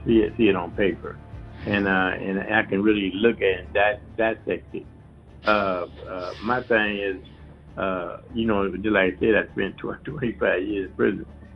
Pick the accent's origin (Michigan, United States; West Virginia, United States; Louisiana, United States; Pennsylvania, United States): Michigan, United States; Flint; Flint, my hometown